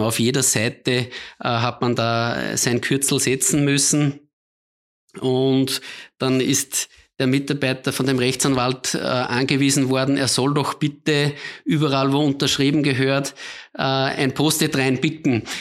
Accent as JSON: {"language": "German", "country": "Austria", "said": "als Österreicher"}